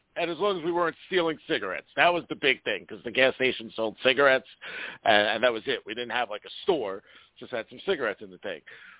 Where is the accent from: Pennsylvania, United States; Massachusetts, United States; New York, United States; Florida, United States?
New York, United States; New York City; moved away; also born or lived in New Jersey; growing up in Staten Island as a young kid, having young parents